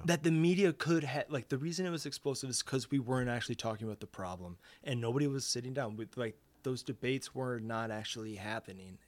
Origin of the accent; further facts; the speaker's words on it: United States; I'm not in your country, but I'm an American